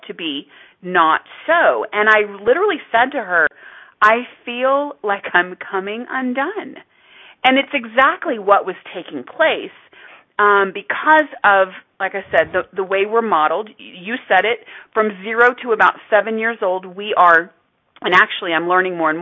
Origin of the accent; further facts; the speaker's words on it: Texas, United States; I was from Texas